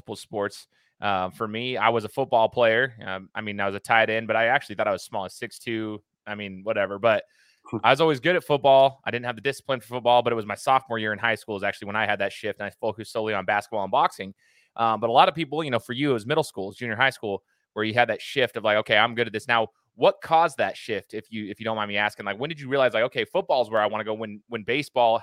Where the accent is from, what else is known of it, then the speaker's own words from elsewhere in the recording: Idaho, United States; I'm from Idaho. I went to Boise State